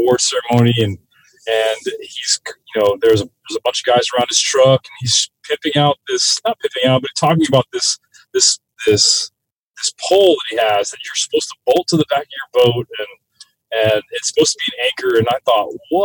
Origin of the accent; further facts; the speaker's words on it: South Florida, United States; I grew up in South Florida